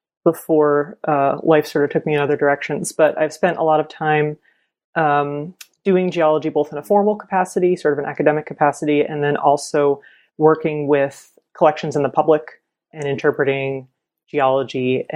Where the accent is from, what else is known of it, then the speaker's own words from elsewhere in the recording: Pennsylvania, United States; moved away; I'm originally from the East Coast. I grew up in Pennsylvania